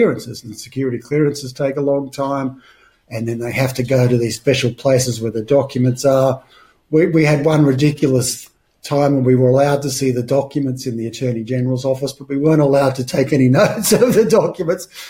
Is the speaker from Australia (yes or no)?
yes; Australia; moved away; also born or lived in United Kingdom; I'm Australian by birth and I came back to Australia